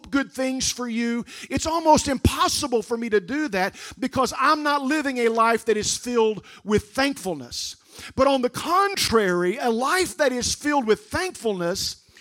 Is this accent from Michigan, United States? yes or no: no; Raccoon Township, near Centralia, Illinois, United States; I grew up outside of Centralia before Salem in a little place called Raccoon Township.